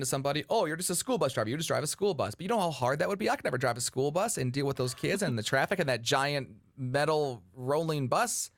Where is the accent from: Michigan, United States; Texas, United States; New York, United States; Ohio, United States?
Michigan, United States; Detroit; outside of Detroit, Michigan, my hometown